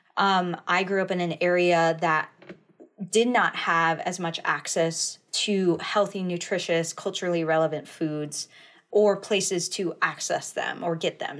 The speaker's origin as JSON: {"language": "English", "area": "Flathead Indian Reservation", "region": "Montana", "country": "United States", "tie": "born or raised there", "said": "I grew up, uh, in the, uh, in Montana. Uh, I grew up on the Flathead Indian Reservation there."}